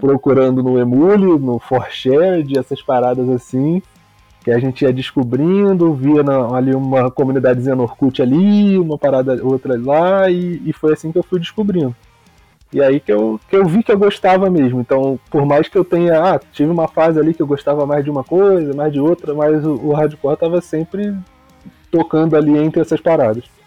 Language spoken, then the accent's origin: Portuguese; Rio de Janeiro, Brazil; Sou da zona oeste do Rio, de Campo Grande, maior bairro do Brasil